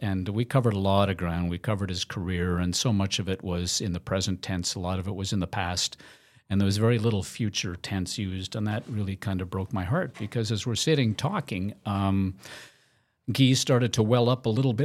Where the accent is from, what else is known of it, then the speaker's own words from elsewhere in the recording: Montreal, Quebec, Canada; as a kid growing up in Montreal